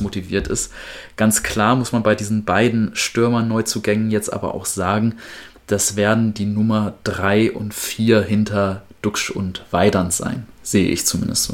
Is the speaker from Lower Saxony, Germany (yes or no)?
yes; Wedemark, Lower Saxony, Germany; meine Heimat